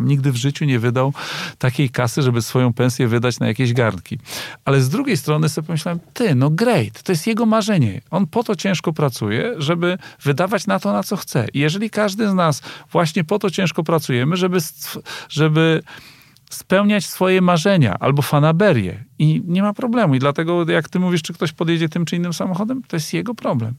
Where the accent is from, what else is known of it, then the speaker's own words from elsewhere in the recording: Kościerzyna, Pomeranian Voivodeship, Poland; ja pochodzę z mojej miejscowości, Kościerzyna, 25 tysięcy